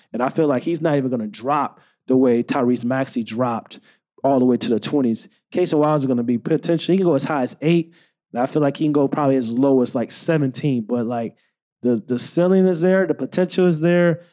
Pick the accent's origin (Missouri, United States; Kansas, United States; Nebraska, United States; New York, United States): Missouri, United States; St. Louis; I'm from St. Louis, Missouri